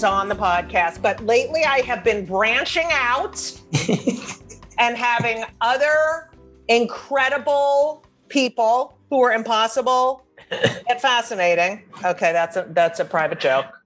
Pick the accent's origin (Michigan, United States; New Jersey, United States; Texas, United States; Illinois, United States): New Jersey, United States; because I grew up in New Jersey